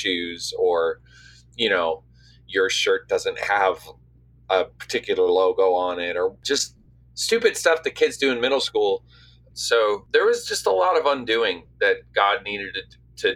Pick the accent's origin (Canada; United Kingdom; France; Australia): Canada; St. John's, Newfoundland and Labrador; now in Nashville, United States; I grew up in St. John's